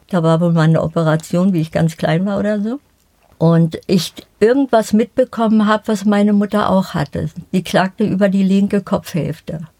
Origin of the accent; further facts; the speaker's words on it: Berlin, Germany; Ich bin in der Förderschule in Berlin-Spandau äh, zur Schule gegangen.